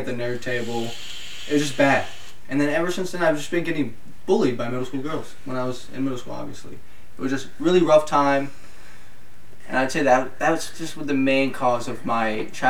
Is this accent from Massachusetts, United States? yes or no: no; Virginia, United States; I'm from Virginia